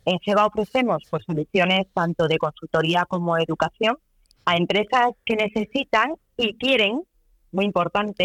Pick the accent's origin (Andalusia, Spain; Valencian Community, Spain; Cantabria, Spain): Cantabria, Spain; como cántabras que somos